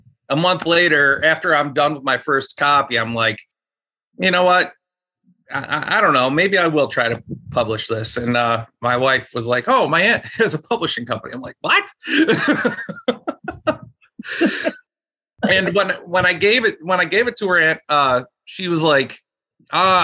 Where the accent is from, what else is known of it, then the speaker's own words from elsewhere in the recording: Buffalo, New York, United States; Myself and my wife, we are both from Buffalo